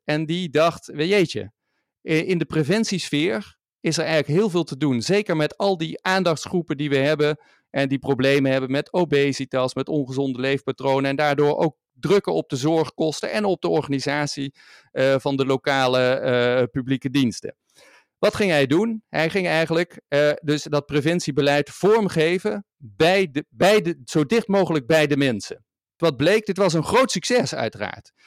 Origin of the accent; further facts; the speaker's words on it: Maastricht, Limburg, Netherlands; de stad waar ik vandaan kom en waar ik nu ook weer woon